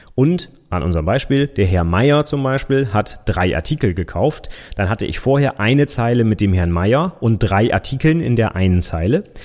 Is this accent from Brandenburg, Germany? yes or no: no; Vechta, Lower Saxony, Germany; Ich wohne in Fechter